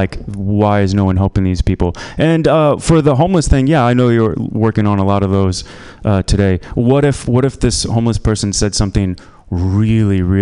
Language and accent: English; Indiana, United States; moved away as an adult; also born or lived in China; now in San Francisco, United States; I'm from Indiana